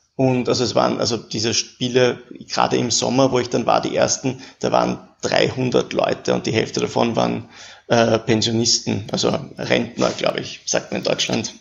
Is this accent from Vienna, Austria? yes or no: yes; Vienna, Austria; also born or lived in Paris; ich bin auch aus Wien